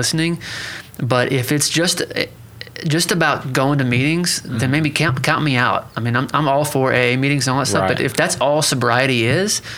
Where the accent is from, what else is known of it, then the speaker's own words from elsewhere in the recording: Pryor Creek, Oklahoma, United States; I come from Prior Creek, Oklahoma